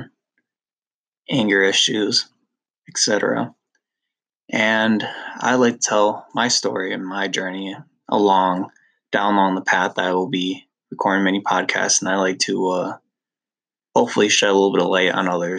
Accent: Lake Mills, United States; We all lived in my hometown of Lake Mills.

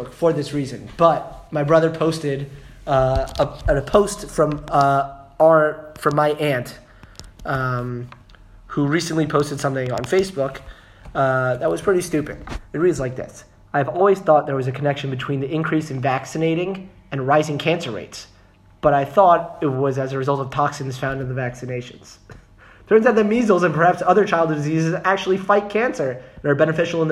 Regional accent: United States; now in Israel; I'm American.

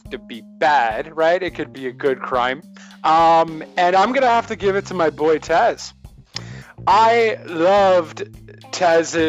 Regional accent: Canada; I am not American. I am Canadian

